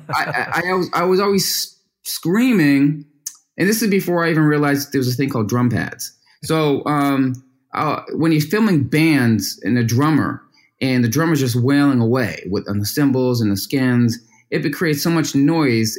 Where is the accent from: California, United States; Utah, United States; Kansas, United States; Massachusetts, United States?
Massachusetts, United States; Boston; from Boston, which is a, a sports town, and because I grew up in a very competitive, you know, town